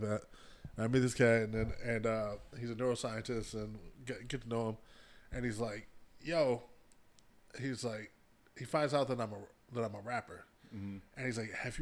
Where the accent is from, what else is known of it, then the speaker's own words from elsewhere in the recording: Ann Arbor, Michigan, United States; I grew up in Ann Arbor.